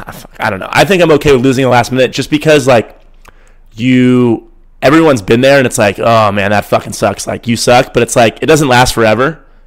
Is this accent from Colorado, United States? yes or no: no; San Francisco, California, United States; I'm from San Francisco and I've never been to Iowa.